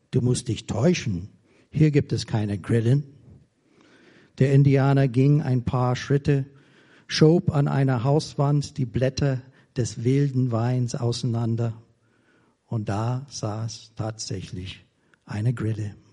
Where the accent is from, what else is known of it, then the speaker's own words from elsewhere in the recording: United States; German is a second language; now in Germany; Und ich bin Amerikaner. Ich bin schon fast 40 Jahre in Deutschland. Aber ich fühle mich immer noch verbunden mit der Heimat